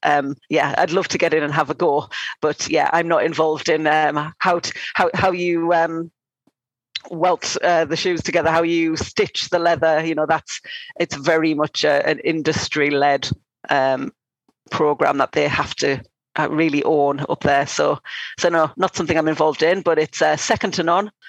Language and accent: English; North East England, United Kingdom; now in London, United Kingdom; I'm not from London. I'm from the northeast of England.